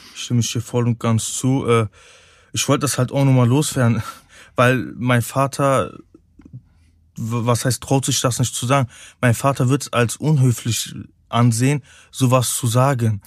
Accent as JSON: {"language": "German", "town": "Cologne", "region": "North Rhine-Westphalia", "country": "Germany", "tie": "born or raised there", "said": "Ich bin eine Kölsche Jung, ich bin hier geboren, ich liebe Köln"}